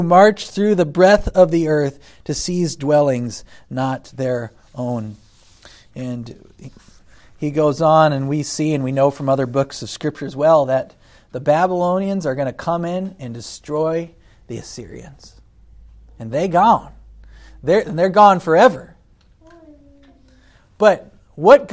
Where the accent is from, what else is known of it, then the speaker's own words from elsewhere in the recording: United States; as an American citizen